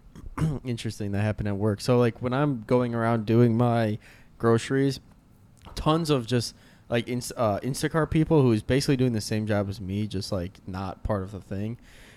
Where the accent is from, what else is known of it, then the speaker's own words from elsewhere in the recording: the South, United States; accent: Southern; I'm from the South. That's my accent.